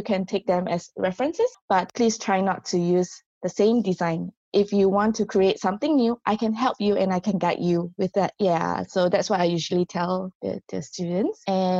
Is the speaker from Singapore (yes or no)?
yes; Singapore; moved away as an adult; now in South Korea; I grew up in Singapore, so our culture is really different.